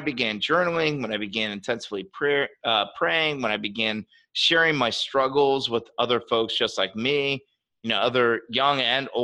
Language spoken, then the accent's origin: English; Maryland, United States; as I grew up, technically, I'm from Maryland, which is right outside of DC. We're below the Mason-Dixon line, so we're Southern.